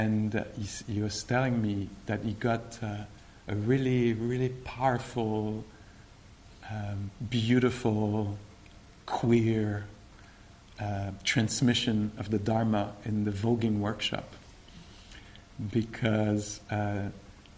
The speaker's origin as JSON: {"language": "English", "region": "Quebec", "country": "Canada", "said": "I'm from Quebec."}